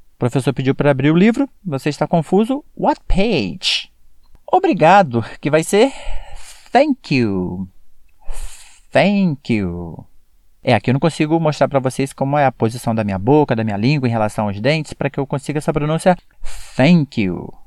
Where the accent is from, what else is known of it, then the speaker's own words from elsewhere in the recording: Brazil; como brasileiro falando